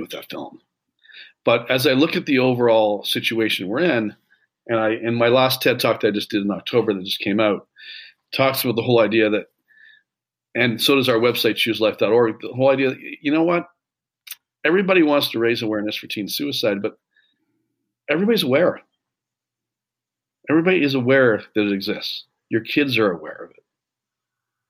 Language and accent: English; Canada; I grew up in Canada, we didn't have a lot